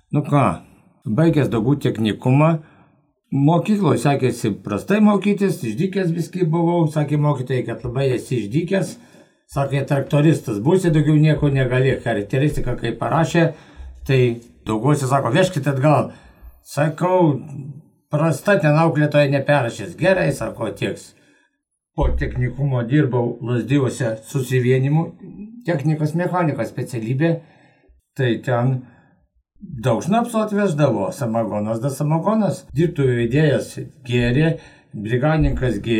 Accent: Lazdijai district, Alytus County, Lithuania; gimiau Lasdėjų rajone.

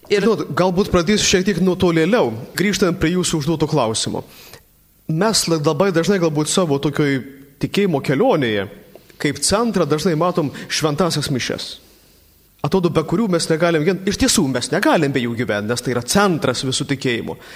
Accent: Samogitia, Lithuania; mes žemaičiai

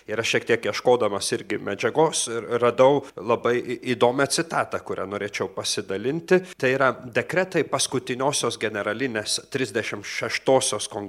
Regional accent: Klaipėda, Klaipėda County, Lithuania; Aš iš kur ateinu? Iš Klaipėdos. Ir, ir ten parapija labai nuostabi ir veikli parapija buvo. Sakyčiau, mes visą laiką didžiuodavomės tokia jaunimas, kuris ten augome, o aš esu iš Klaipėdos Švento Juozapo darbininko parapijos.

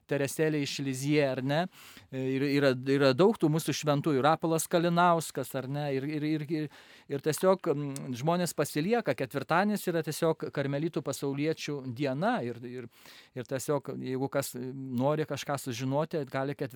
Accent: Lithuania; aš esu lietuvis, bet esu basasis karmelitas ir mano motina yra ispanė.

